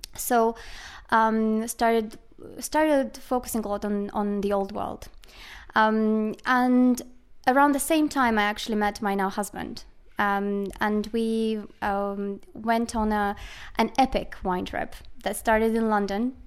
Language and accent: English; Moldova; I was born in Moldova